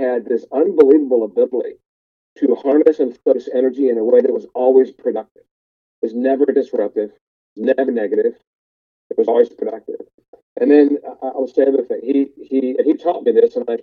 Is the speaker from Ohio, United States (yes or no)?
yes; Columbus, Ohio, United States; moved away as an adult; also born or lived in Los Angeles; I grew up in Columbus, Ohio, went to Ohio State my first year